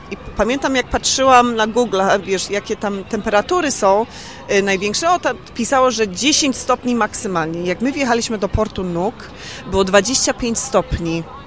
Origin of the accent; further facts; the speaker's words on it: Australia; also born or lived in London, United Kingdom; now in Warsaw, Poland; w Australii, tam gdzie skąd pochodzę